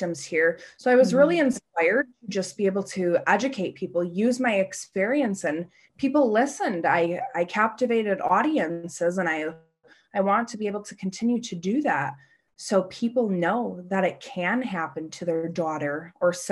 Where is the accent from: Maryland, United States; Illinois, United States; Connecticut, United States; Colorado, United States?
Connecticut, United States; Hartford; my hometown of Hartford